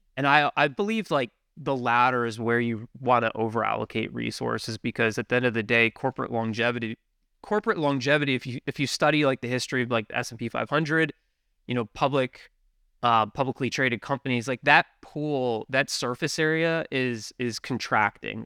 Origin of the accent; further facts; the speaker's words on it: Richmond, Virginia, United States; moved away as an adult; now in Buffalo, United States; born and raised in Richmond, Virginia